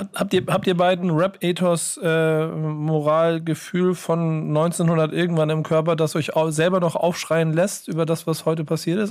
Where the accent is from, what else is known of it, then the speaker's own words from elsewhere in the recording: Hamburg, Germany; ich bin Hamburger